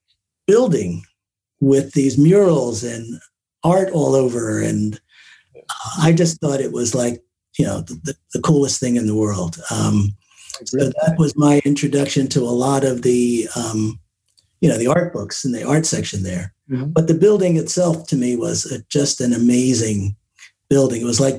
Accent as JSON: {"language": "English", "town": "Newark", "region": "New Jersey", "country": "United States"}